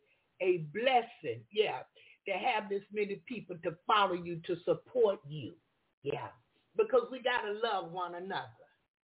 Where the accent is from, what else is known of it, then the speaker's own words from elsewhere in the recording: Florida, United States; I'm from Florida. Yeah, I'm from Florida.